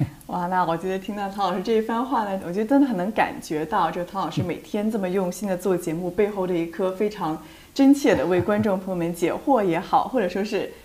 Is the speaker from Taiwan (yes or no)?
no; China; now in United States; 我呢是在嗯。中国大陆出生长大，那么后来呢是来到美国这边上学的